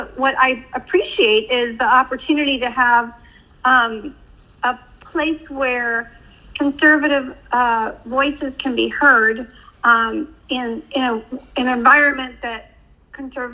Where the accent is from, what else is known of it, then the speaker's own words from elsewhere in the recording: United States; I'm from America